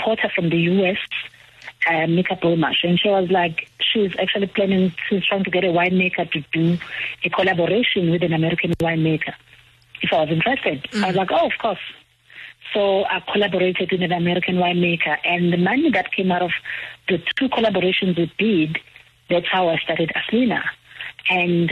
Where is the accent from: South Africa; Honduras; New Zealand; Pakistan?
South Africa; KwaZulu-Natal; moved away as an adult; also born or lived in Stellenbosch; I'm from KwaZulu-Natal